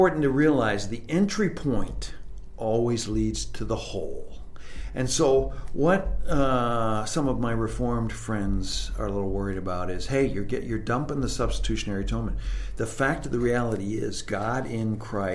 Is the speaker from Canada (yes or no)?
yes; Canada; growing up in Canada, I learned French off the back of cereal boxes.